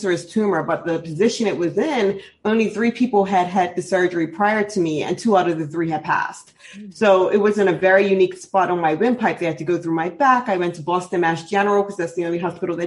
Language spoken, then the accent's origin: English; Bermuda; I'm actually born and raised in Bermuda